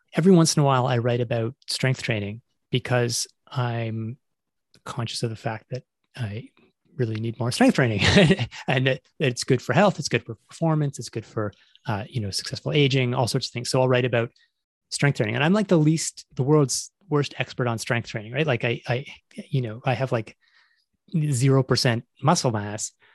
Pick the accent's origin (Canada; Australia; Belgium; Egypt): Canada; Toronto, Ontario; moved away as an adult; also born or lived in Montreal, Canada / England / United States; I grew up in Toronto